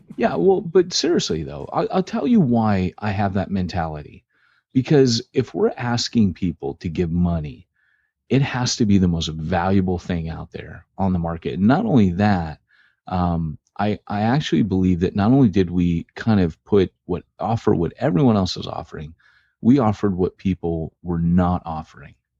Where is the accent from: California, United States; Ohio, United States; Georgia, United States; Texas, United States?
California, United States; I'm from California.